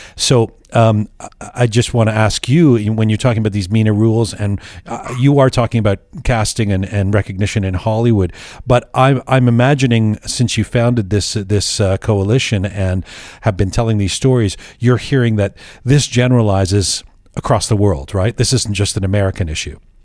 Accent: England, United Kingdom; moved away; when I was growing up in England, they called me …

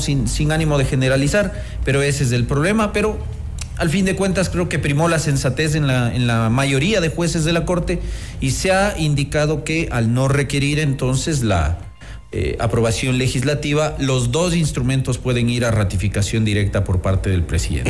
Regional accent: Ecuador

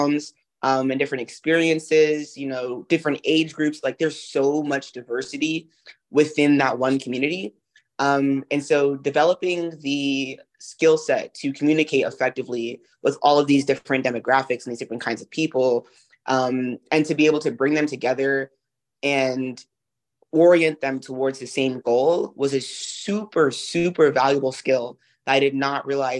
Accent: Brooklyn, New York, United States; I'm from Brooklyn

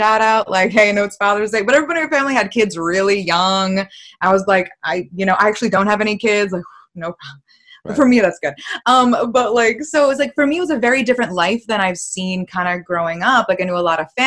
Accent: Massachusetts, United States; I'm from Massachusetts.

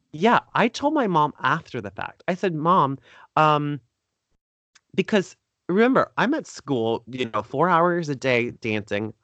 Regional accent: Fort Lauderdale, Florida, United States; Fort Lauderdale where I was born and raised

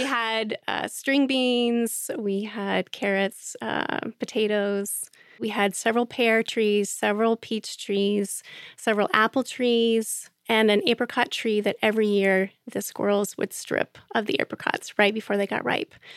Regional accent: Central Ohio, United States; I grew up in Central Ohio and in suburban Central Ohio

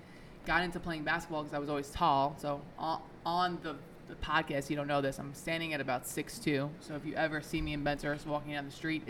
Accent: New York City, New York, United States; born or raised there; first language Italian; English is a second language; also born or lived in Italy

